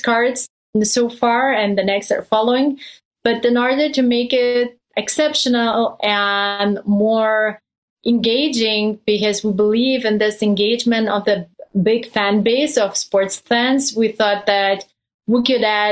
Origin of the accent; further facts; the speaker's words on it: Lithuania; moved away as an adult; also born or lived in Germany / Belgium; I come from Lithuania. We have a strong background in basketball. So I spent my childhood watching NBA games at nighttime